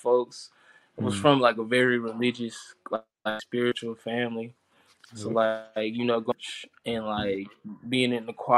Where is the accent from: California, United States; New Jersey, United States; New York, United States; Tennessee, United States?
Tennessee, United States; Chattanooga; also born or lived in Kensington, Georgia; I'm from Chattanooga, Tennessee. I've lived here since I was, like, 9 years old, so pretty much my whole life. Before that, I was living in Kensington, Georgia